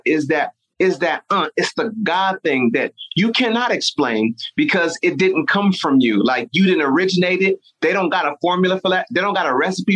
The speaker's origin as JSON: {"language": "English", "country": "Nigeria", "said": "I'm Nigerian"}